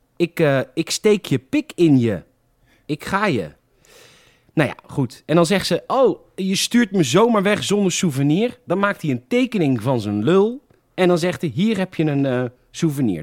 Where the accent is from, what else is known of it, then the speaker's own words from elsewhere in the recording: Netherlands; Ik ben echt een Hollander.